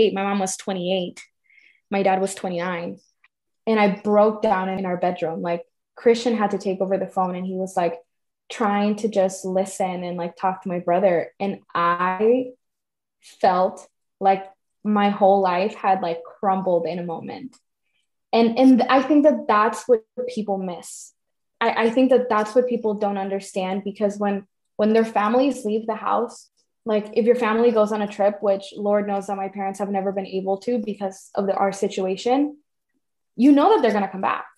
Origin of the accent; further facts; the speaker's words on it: Tucson, Arizona, United States; also born or lived in Cananea, Sonora, Mexico; I was raised in Tucson, but legally on paper, that's not where I'm from